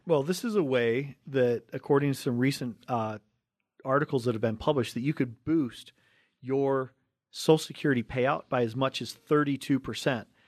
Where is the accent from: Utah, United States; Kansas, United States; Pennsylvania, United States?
Utah, United States; Cottonwood Heights; we grew up right here in Cottonwood Heights, in, right here on the Wasatch Front